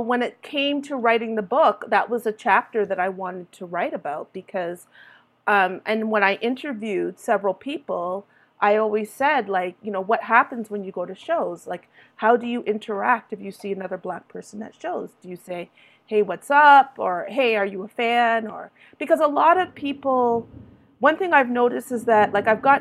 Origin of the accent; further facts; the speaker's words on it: Toronto, Ontario, Canada; when I was growing up in Toronto, you know, in my 20s